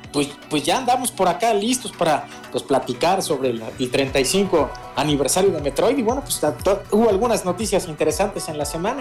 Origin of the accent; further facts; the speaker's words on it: Puebla, Mexico; now in Mexico City, Mexico; yo soy de Puebla